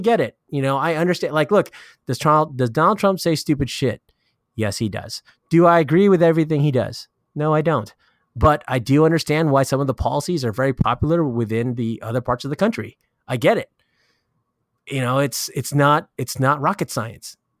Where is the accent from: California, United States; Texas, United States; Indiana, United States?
California, United States; I'm from California